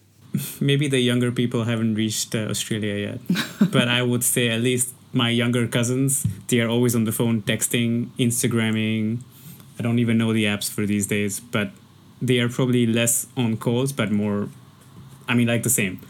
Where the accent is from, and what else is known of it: India; now in Hong Kong